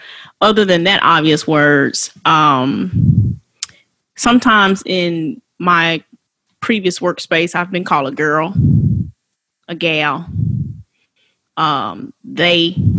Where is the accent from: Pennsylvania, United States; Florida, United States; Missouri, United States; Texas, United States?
Florida, United States; West Palm Beach; I was born in America. I was born in West Palm Beach, Florida at St. Mary's Hospital.